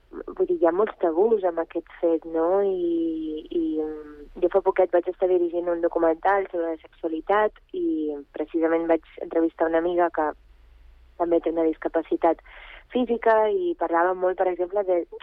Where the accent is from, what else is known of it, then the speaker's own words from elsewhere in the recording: Catalonia, Spain; also born or lived in Bulgaria; jo vaig néixer a Bulgària, vaig immigrar a, aquí a Catalunya quan era molt petita amb els meus pares